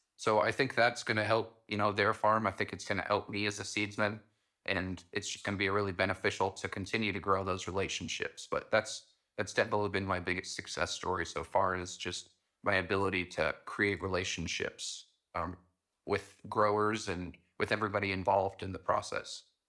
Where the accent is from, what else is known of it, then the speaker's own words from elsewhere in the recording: Pine Bluffs, Wyoming, United States; it's located in my hometown